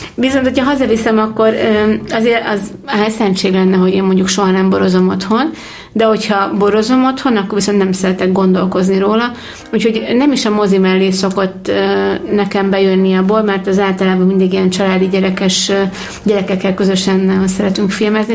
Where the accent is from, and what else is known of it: Hungary